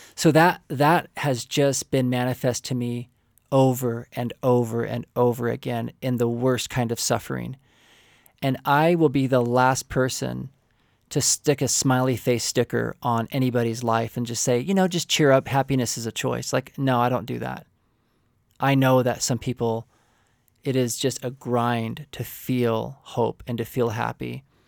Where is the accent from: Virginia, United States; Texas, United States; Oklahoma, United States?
Oklahoma, United States; also born or lived in California; my father moved our family to Oklahoma, um, in a rural community